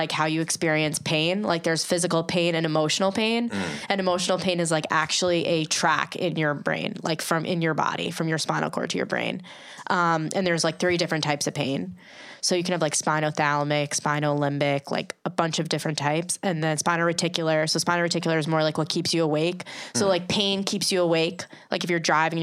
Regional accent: Long Island, New York, United States; accent: Long Island; my Long Island accent

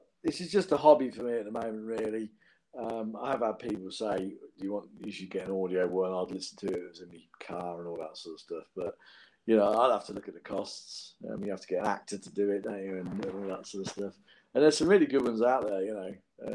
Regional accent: Northampton, East Midlands, United Kingdom; my hometown, Northampton

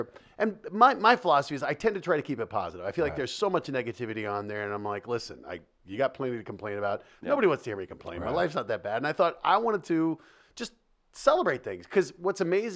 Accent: Denver, Colorado, United States; growing up in Denver

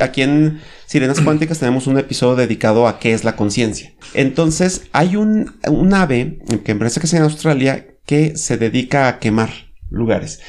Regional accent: Mexico; Aquí, por ejemplo, en México

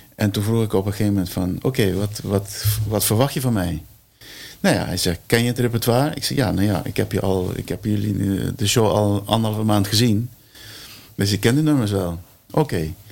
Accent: Curaçao; now in Netherlands; Mijn moeder komt uit Curaçao. Ik ben op Curaçao geboren

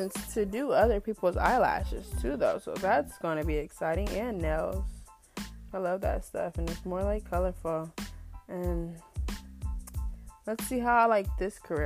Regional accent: Canton, Ohio, United States; born and raised in Canton, Ohio

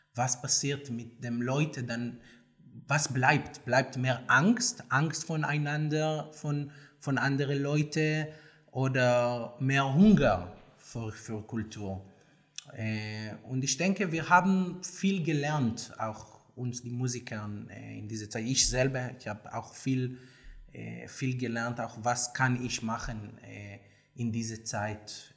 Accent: Tel Aviv, Tel Aviv District, Israel; German is a second language; moved away as an adult; now in Berlin, Germany; ich komme aus Tel Aviv

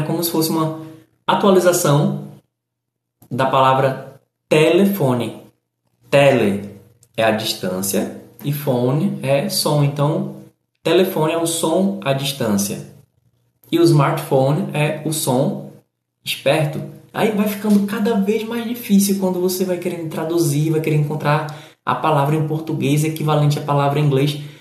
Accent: Recife, Pernambuco, Brazil; eu que sou do Nordeste, sou do Recife

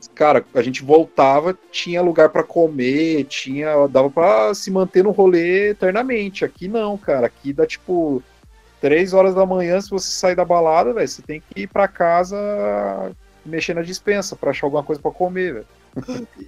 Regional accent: Mauá, São Paulo, Brazil; moved away as an adult; now in Curitiba, Brazil; Eu sou natural de Mauá, São Paulo.

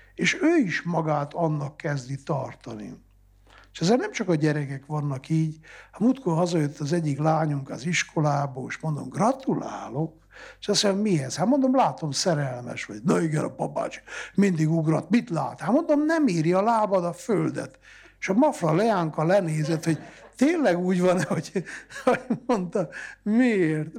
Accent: Transylvania, Romania; ez az én szülőföldem, ezt adta ajándékba Isten

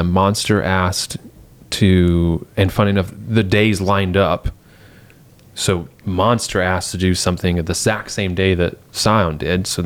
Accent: England, United Kingdom; growing up in England, I was doing that from like 12.

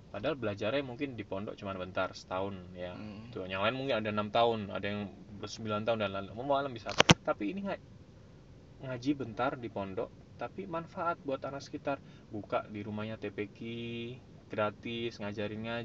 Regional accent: Bangil, East Java, Indonesia; saya ngaji juga di pesantren Tanurul Hijah di kampung saya di Bangil

